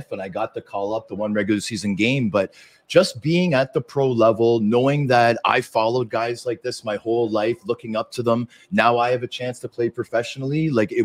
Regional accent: Toronto, Ontario, Canada; also born or lived in Vancouver; my hometown team in my hometown

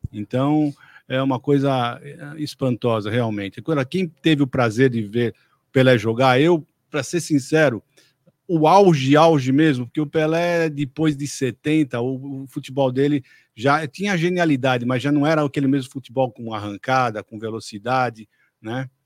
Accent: Brazil

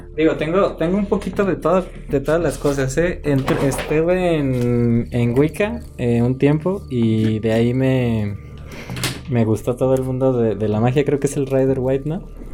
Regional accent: Mexico; yo soy de un pueblo pequeño de acá de México

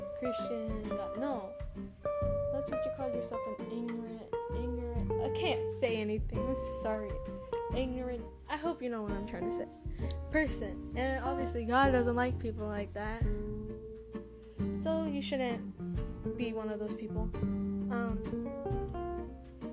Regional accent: United States; first language Spanish; English is a second language; I'm an American citizen, so I was born in America.

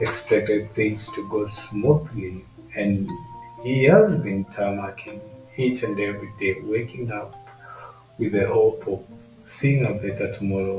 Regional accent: Kenya; from my home country, Kenya.

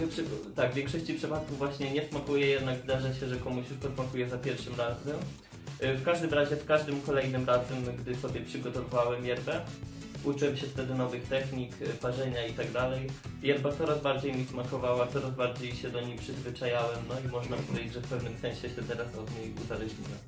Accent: Tomaszów, Poland; moved away as an adult; now in Lublin, Poland; pochodzę ogólnie z Tomaszowa

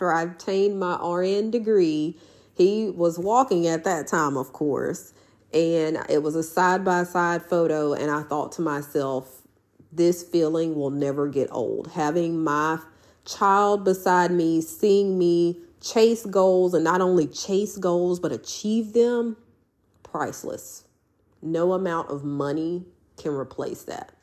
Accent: Houston, Mississippi, United States; my hometown of Houston, Mississippi

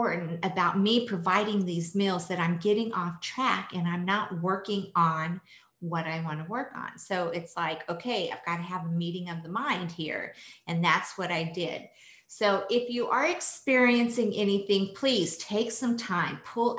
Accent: France; I was born in France

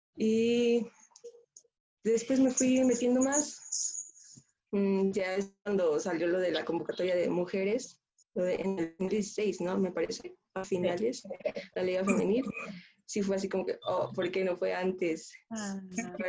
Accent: Mexico City, Mexico; soy de la Ciudad de México

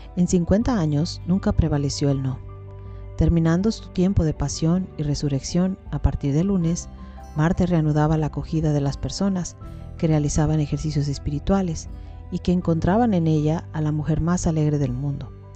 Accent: Mexico; nosotros en México, yo soy mexicana

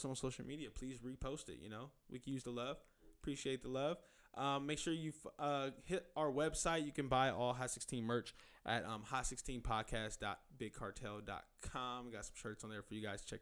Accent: Inglewood, California, United States; I grew up in Inglewood.

